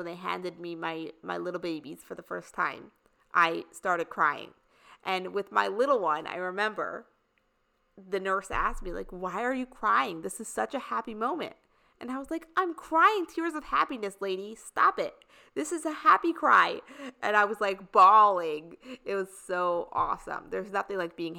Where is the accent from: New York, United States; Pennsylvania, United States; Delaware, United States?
New York, United States; also born or lived in Indiana; I lived in the suburbs in New York this whole time growing up in New York